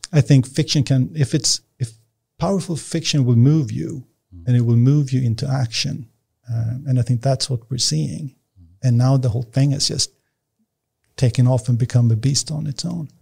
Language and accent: English; Nacka, Stockholm County, Sweden; I was born and raised out in Nacka